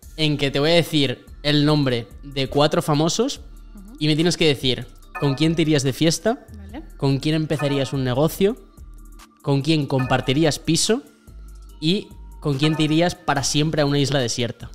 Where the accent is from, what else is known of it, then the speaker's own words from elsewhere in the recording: Burgos, Castile and León, Spain; moved away as an adult; also born or lived in Madrid; soy un tío de Burgos completamente normal